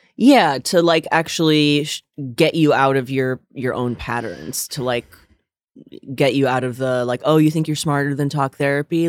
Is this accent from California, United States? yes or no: no; northern New Jersey, United States; now in New York, United States; I'm from northern New Jersey, but, like, very close by here